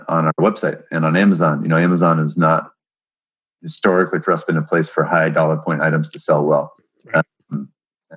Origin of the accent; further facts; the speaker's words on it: Seattle, Washington, United States; I'm born and raised in Seattle